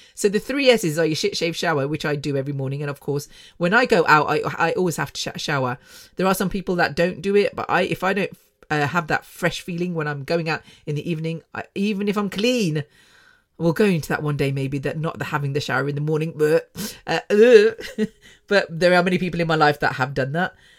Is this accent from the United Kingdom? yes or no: yes; Coventry, West Midlands, United Kingdom; moved away as an adult; also born or lived in London; I was born, born and bred in Coventry.